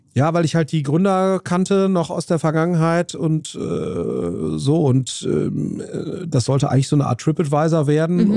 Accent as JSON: {"language": "German", "area": "near Siegburg, between Bonn and Cologne", "region": "North Rhine-Westphalia", "country": "Germany", "tie": "born or raised there", "said": "in Walscheid, äh, äh bei, bei, bei, Loma, bei Siegburg"}